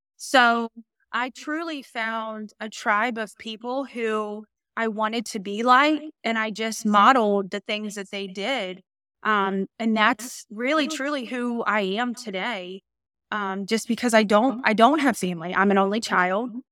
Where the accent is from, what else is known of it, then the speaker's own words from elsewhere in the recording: Norfolk, Virginia, United States; now in Suffolk, United States; I am born and raised in Norfolk, Virginia